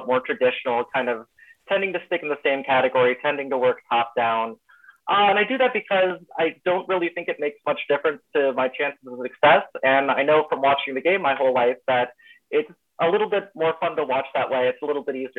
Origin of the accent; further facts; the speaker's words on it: Dayton, Ohio, United States; moved away as an adult; now in Oakland, United States; I'm originally from Dayton, Ohio